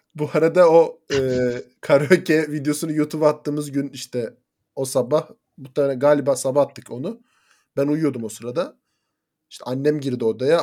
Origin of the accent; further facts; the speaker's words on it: Kastamonu, Turkey; Memleketime selamlar gönderiyorum